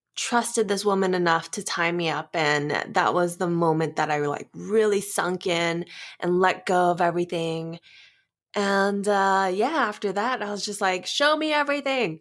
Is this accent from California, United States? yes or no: yes; Southern California, United States; moved away as an adult; now in Las Vegas, United States; I am a California girl, SoCal